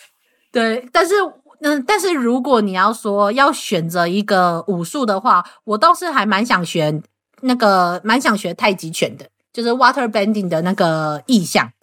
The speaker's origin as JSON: {"language": "Chinese", "country": "Taiwan", "said": "我们台湾人"}